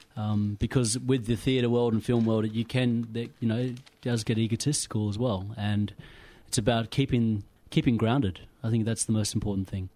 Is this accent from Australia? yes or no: yes; Pilbara, Western Australia, Australia; moved away as an adult; also born or lived in Kimberley, Western Australia; now in Melbourne, Australia; I was brought up in the Pilbara, but I, my roots come from the Kimberleys.